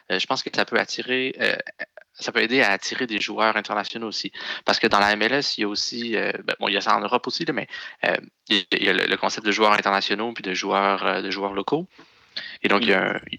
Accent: Montreal, Quebec, Canada; particulièrement désagréable quand on est Montréalais de, le voir sur le terrain.

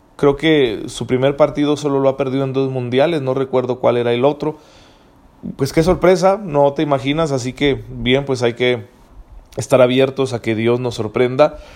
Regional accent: Mexico

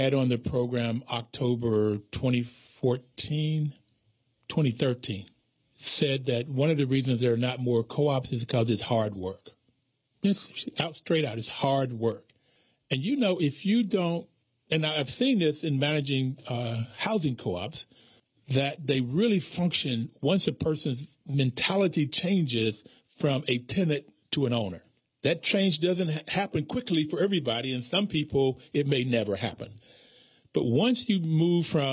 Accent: the South, United States; growing up in the South during the 60s

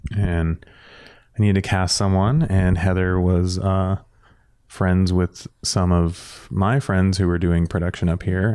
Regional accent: San Diego, California, United States; now in Los Angeles, United States; I am from San Diego. Uh, I was born and raised down there and then moved up to L A when I was thirty-one

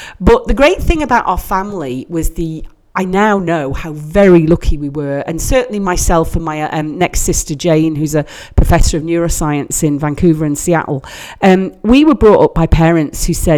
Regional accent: Douglas, Isle of Man; also born or lived in Middlesbrough; I'm a very proud, like you, very proud Manx person. I grew up in Dukes Road, Douglas, at the bottom of Nobles Park, in what I thought was the idyllic childhood everyone had living opposite a park, till I went to live in Middlesbrough aged 18.

